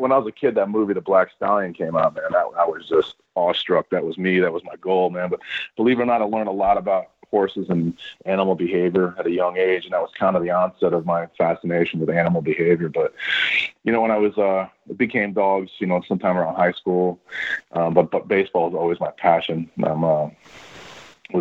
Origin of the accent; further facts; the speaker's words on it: Connecticut, United States; also born or lived in Florida; I grew up in Connecticut